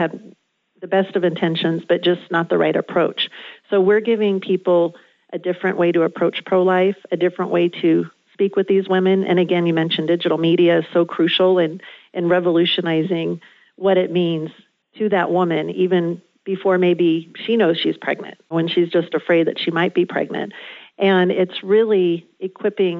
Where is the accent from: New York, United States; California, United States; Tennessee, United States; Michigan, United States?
California, United States; Southern; I grew up in Southern California